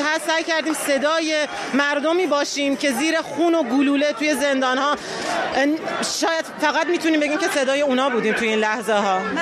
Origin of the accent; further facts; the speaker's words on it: Iran; moved away as an adult; مدت زیادی نیستش که از ایران اومدم بیرون